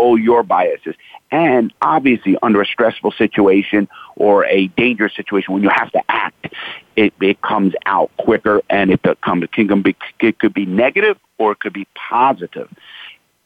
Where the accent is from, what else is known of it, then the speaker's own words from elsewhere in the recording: New York City, New York, United States; I grew up, born and raised in the Bronx in Brooklyn, New York